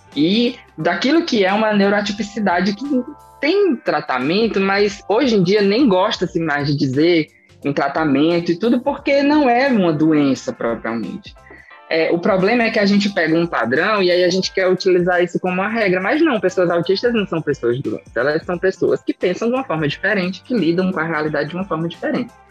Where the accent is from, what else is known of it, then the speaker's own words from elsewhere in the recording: interior of Tocantins, Brazil; eu sou do interior do estado do Tocantins, de uma cidade que tem 9 mil habitantes. É, hoje em dia eu moro em uma maiorzinha, mas a minha cidade natal ela tem 9 mil habitantes.